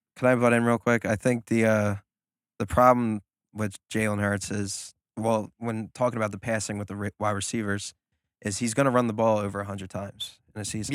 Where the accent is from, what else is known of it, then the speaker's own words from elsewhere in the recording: New Jersey, United States; we're from the Philadelphia area. New Jersey, but to others, we say Philadelphia